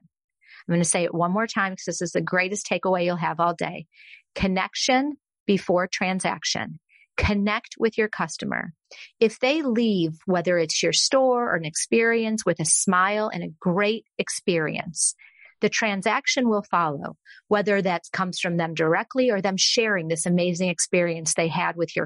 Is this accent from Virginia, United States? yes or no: no; Texas, United States; also born or lived in Austin, Texas; I'm from Texas